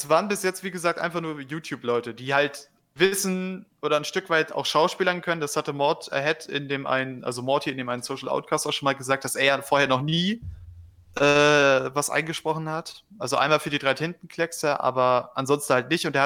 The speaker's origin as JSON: {"language": "German", "region": "Northern Germany", "country": "Germany", "accent": "North German", "said": "Ich habe ich habe den norddeutschen Dialekt von Geburt an drin, den kann ich ganz gut sprechen. Ja, ne, so, so das, was Kadi schnack, schnacken tut, so das Norddeutsche."}